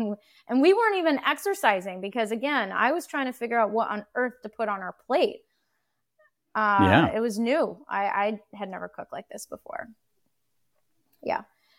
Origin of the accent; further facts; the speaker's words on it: United States; We're very American, and I can't say I was a particularly bad cook or good cook.